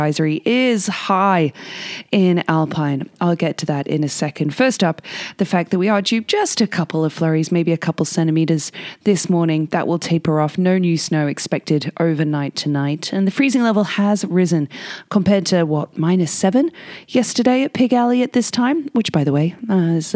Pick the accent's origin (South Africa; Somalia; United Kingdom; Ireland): United Kingdom; England; now in Whistler, Canada; I'm English